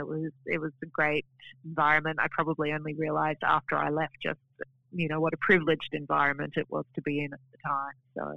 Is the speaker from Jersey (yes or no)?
no; Adelaide, South Australia, Australia; also born or lived in Tasmania / Sydney / Darwin; I spent most of my time growing up in Adelaide, but we moved around a little bit when I was growing up, so Tasmania, Sydney, Darwin, then Adelaide.